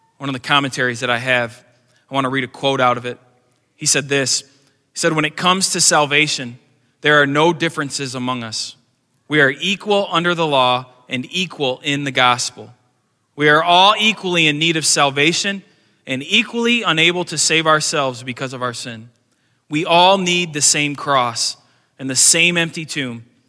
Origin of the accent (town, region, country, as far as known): United States